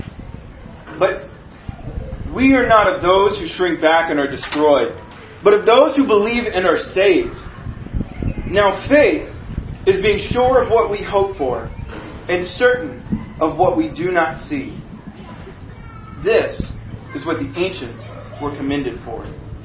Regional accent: United States; I am an American

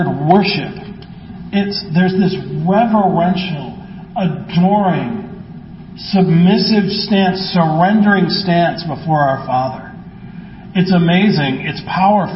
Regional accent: Midwest, United States; growing up in the Midwest

